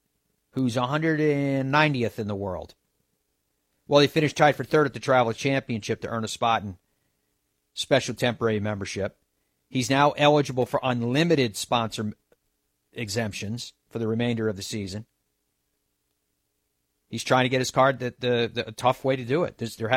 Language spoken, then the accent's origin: English; Ireland; I love Ireland. I am Irish, but it's all part of the bias.